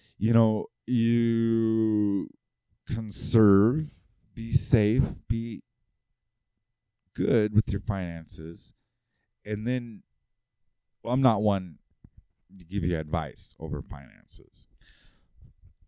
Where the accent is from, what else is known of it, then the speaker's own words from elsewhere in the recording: California, United States; moved away as an adult; now in Utah, United States; I'm from California